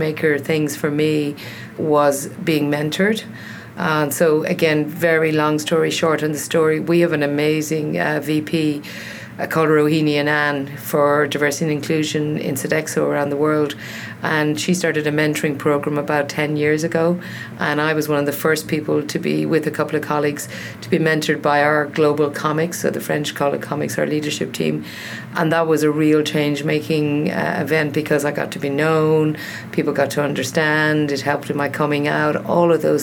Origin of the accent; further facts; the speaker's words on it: Ireland; I'm Irish